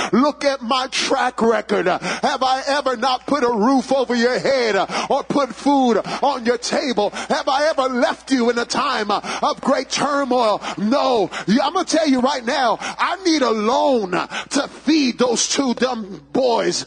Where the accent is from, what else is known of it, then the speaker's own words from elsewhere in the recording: New York City, New York, United States; I grew up in the boogie down Bronx, Bronx, New York